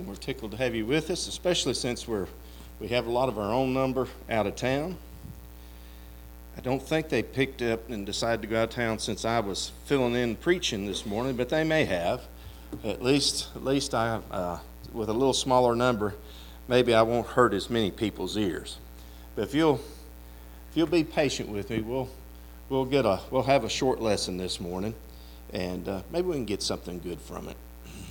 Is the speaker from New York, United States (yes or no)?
no; Kentucky, United States; also born or lived in Ohio; my parents decided they wanted to move back to Kentucky. Because I don't tell everybody this, I was born in Ohio.